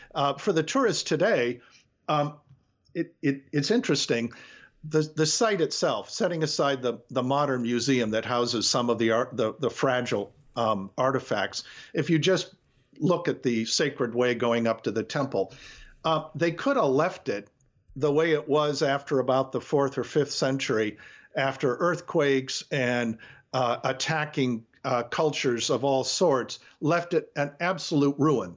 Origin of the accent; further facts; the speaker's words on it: Detroit, Michigan, United States; I grew up in Detroit